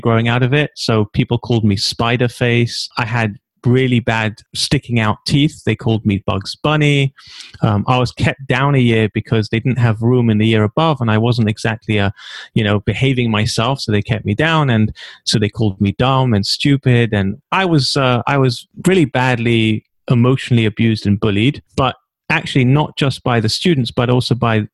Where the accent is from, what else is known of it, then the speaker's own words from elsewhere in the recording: London, United Kingdom; accent: British; now in Israel; originally, I'm from a little shtetl called Stamford Hill